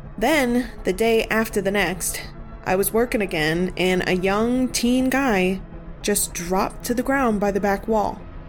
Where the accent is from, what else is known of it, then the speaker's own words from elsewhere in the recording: New England, United States; Maybe it's because we're Catholic or because we're from New England, but we all pretty immediately believe in ghosts here.